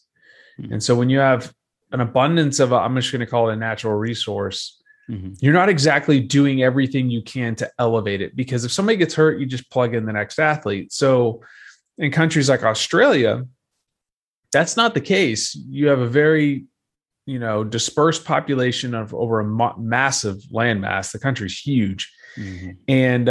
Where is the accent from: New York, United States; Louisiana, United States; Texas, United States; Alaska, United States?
Texas, United States; Dallas; So I grew up in Dallas, Texas. I played football at Texas A&M a number of years ago